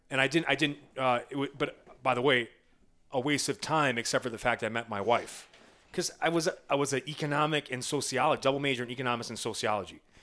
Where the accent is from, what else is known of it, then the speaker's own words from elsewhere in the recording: Midwest, United States; I'm from the Midwest